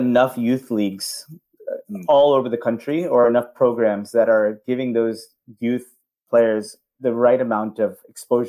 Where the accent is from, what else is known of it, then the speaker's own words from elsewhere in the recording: California, United States; growing up in California